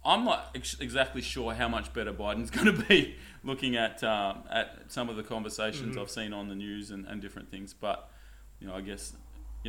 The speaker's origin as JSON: {"language": "English", "town": "Perth", "region": "Western Australia", "country": "Australia", "said": "we're from Perth"}